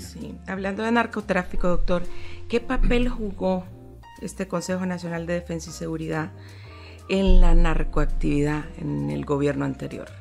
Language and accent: Spanish; Honduras; como hondureños